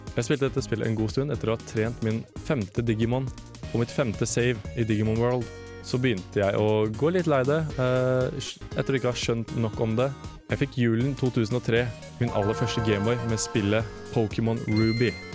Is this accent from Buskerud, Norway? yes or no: yes; Drammen, Buskerud, Norway; moved away as an adult; now in Trondheim, Norway; Jeg er fra Drammen og går nå på Fotofagskolen her i Trondheim